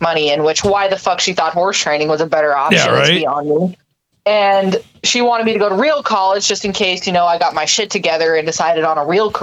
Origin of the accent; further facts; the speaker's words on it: Wyoming, United States; moved away as an adult; now in Indiana, United States; I'm originally from Wyoming, born and raised.